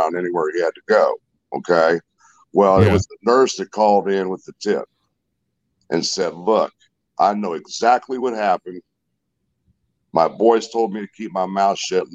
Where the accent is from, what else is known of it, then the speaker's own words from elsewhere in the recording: Indianapolis, Indiana, United States; now in Greenwood, United States; I'm originally from Indianapolis, Indiana, but I live here in Greenwood, Indiana